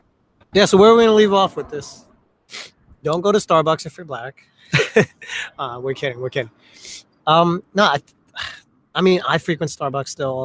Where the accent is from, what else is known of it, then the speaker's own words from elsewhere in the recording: United States; English is a second language; I got harassed like a mofo when I was growing up in America